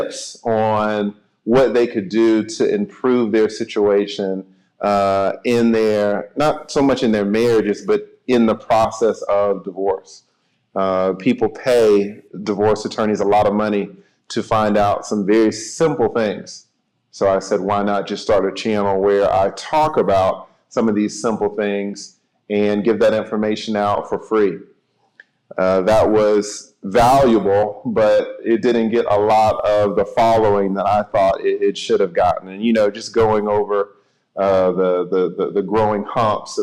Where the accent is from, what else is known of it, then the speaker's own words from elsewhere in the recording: Atlanta, Georgia, United States; I am from Atlanta, Georgia